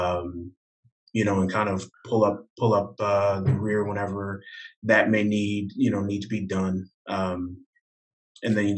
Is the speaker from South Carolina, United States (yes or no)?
no; New Jersey, United States; I'm from the Northeast. I'm from, you know, originally from New Jersey